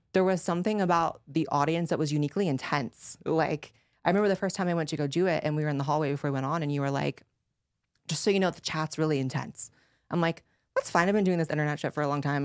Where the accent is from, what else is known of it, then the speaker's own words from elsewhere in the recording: United States; as an American